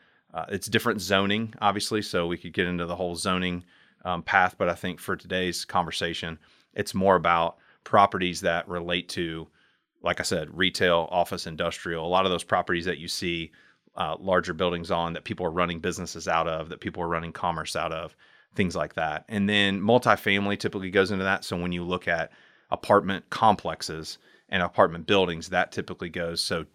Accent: Lexington, Kentucky, United States; I'm from right here in good old LEX, Lexington, Kentucky, born and bred, as they say, and excited to be on the show with you guys. I'm from here. I went to Henry Clay High School

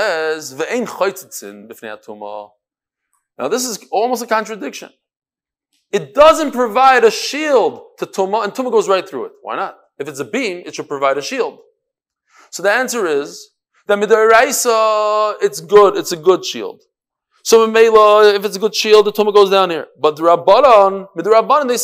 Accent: New York, United States; I'm from New York

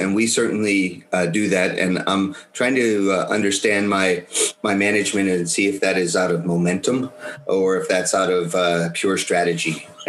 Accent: United States; accent: American; My accent, no matter how hard I try, comes out to be a little bit American.

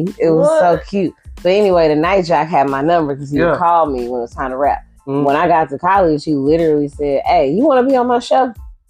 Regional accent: Shreveport, Louisiana, United States; also born or lived in Ohio; But I spent 10 years in Ohio. But I'm from Shreveport. I'm talking born, raised, and went to college, period.

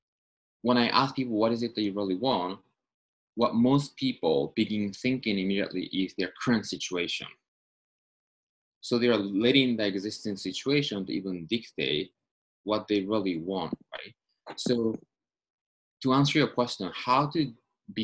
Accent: Tokyo, Japan; moved away as an adult; now in Los Angeles, United States; I'm from Tokyo originally. I moved to Los Angeles

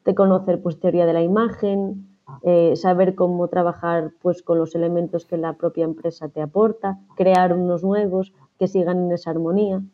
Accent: A Rúa, Galicia, Spain; yo soy gallega

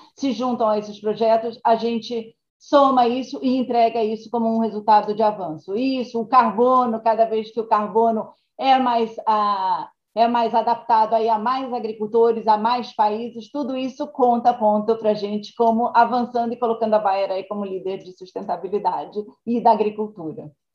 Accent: Brazil; accent: Brazilian; moved away as an adult; now in United States; como brasileira

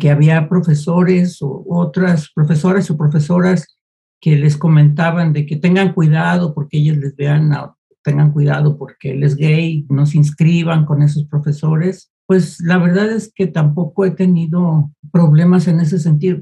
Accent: Guadalajara, Jalisco, Mexico; yo soy de Guadalajara

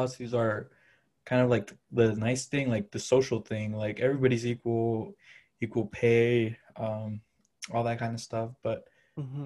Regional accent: Chicago, Illinois, United States; also born or lived in Wisconsin; I grew up half in Chicago, half in Wisconsin

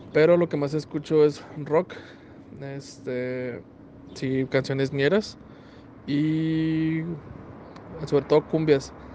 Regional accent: Ciudad Juárez, Chihuahua, Mexico; also born or lived in Parral, Chihuahua; Llevo 26 años viviendo aquí en Ciudad Juárez

